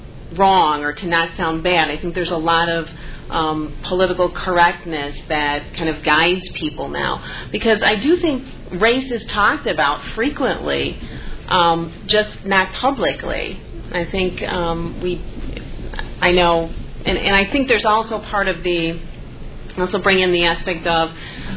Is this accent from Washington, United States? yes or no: no; Chicago, Illinois, United States; I grew up in the South Side